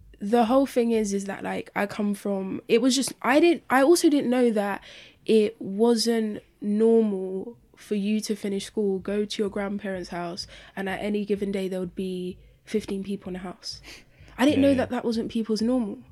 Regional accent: London, United Kingdom; I grew up near Poplar

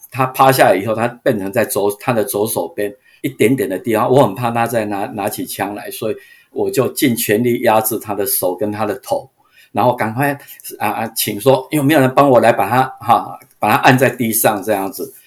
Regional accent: Changhua County, Taiwan; now in United States; 然后我在彰化长大

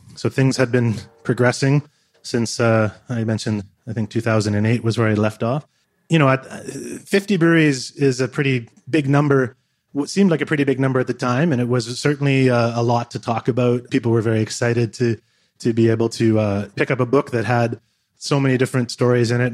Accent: Niagara-on-the-Lake, Ontario, Canada; moved away as an adult; also born or lived in Vancouver; now in Victoria, Canada; I grew up in Ontario, near, near Niagara Falls, Niagara on the Lake, which is a wine-growing area

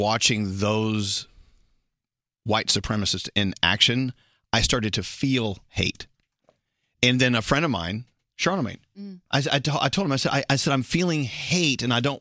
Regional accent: Dallas, Texas, United States; moved away; I'm being from Dallas

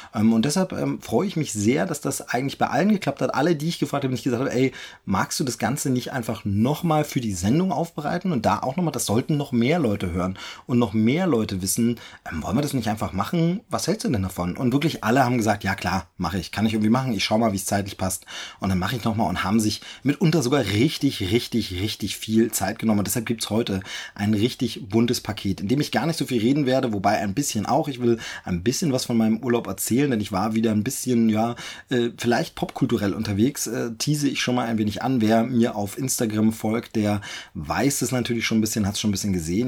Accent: eastern Germany, Germany; moved away as an adult; ich ja aus meiner Heimat weggezogen bin, äh, aus dem Osten Deutschlands hier äh, in den Süden gezogen bin

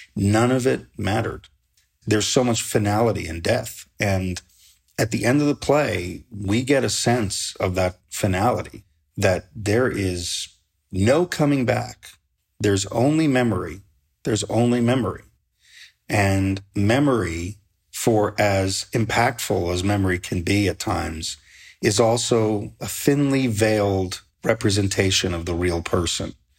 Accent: New York City, New York, United States; I grew up in New York City. I grew up in Queens

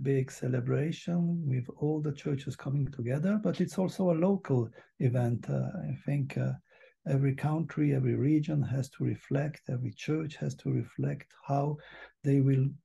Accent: Switzerland; I'm from Switzerland

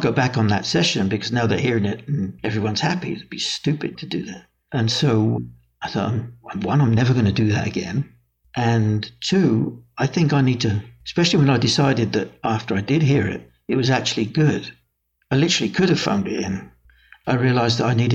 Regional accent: England, United Kingdom; moved away as an adult; also born or lived in United States; being English and being brought up there

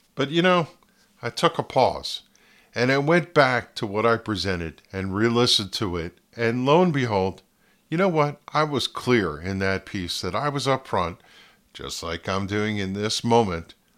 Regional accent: Flemington, New Jersey, United States; also born or lived in Ringoes, New Jersey; Growing up in my hometown of Flemington, New Jersey

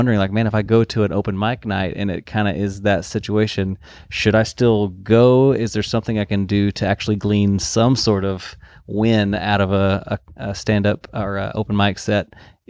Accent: Houston, Texas, United States; moved away as an adult; now in Nashville, United States; I grew up in Houston, recent transplant to Nashville.

